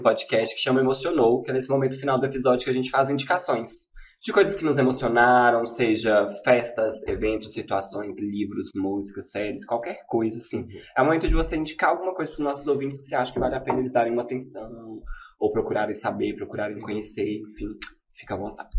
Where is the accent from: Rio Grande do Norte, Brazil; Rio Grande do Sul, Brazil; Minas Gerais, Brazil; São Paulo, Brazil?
Minas Gerais, Brazil; accent: mineiro; sotaque de mineiro